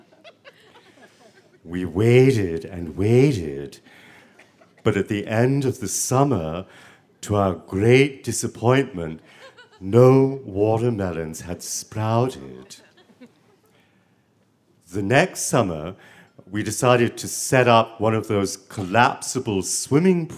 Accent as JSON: {"language": "English", "town": "Savannah", "region": "Georgia", "country": "United States", "tie": "born or raised there"}